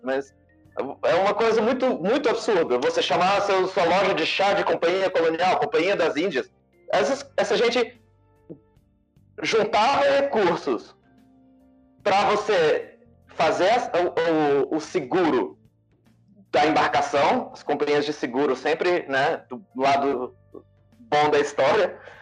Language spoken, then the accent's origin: Portuguese; Brasília, Federal District, Brazil; Eu sou de Brasília